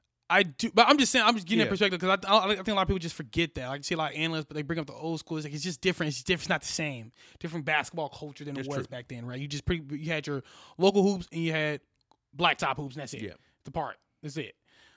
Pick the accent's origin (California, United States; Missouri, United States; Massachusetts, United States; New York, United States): Missouri, United States; You know, we're from Missouri, so you got to play guys from Texas